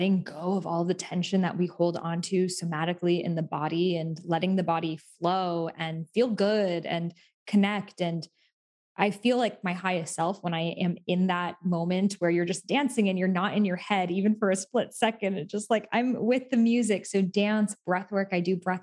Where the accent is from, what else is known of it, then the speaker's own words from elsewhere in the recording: Massachusetts near Salem, United States; I grew up in Massachusetts near Salem